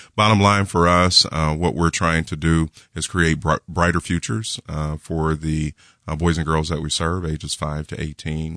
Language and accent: English; Kansas City, Missouri, United States; I was born and raised in Kansas City, so I'm a Kansas City native